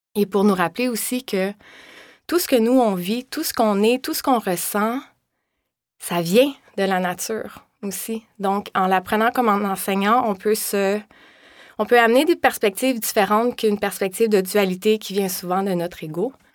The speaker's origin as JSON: {"language": "French", "town": "Val-Morin", "region": "Quebec", "country": "Canada", "tie": "born or raised there", "also_born_or_lived": "Laval", "moved": "as an adult", "lives_now": "Montreal, Canada", "said": "moi, je viens de Valmorin."}